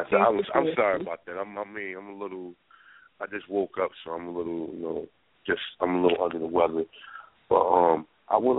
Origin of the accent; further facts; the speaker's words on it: North New Jersey, United States; I'm from North New Jersey